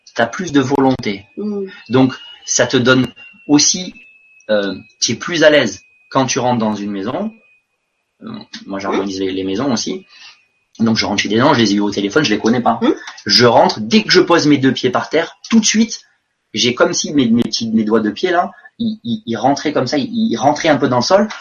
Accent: France; moved away; j'étais français à l'étranger

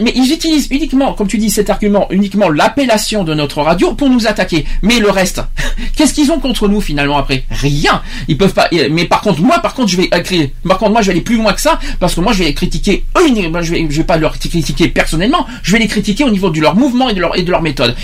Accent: France; je suis français, je suis pas anglais

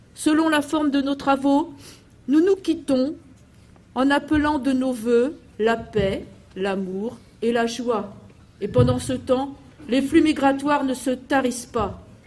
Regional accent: France; chez nous en France

